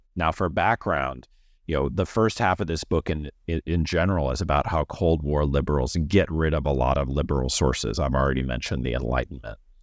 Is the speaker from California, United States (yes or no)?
no; Missouri, United States; I am from Missouri, and I went to college there